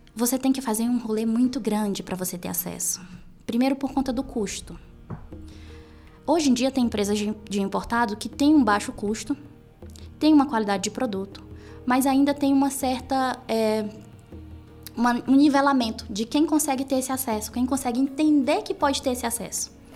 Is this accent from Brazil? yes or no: yes; Piauí, Brazil; moved away; eu venho do Nordeste, eu venho do Piauí